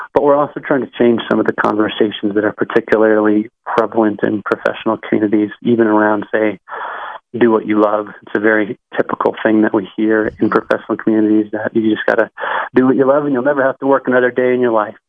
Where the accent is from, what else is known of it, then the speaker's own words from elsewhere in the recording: Colorado, United States; my hometown, Colorado